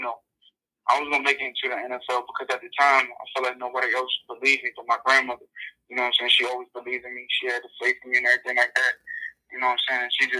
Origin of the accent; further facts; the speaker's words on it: Maryland, United States; I'm from Maryland.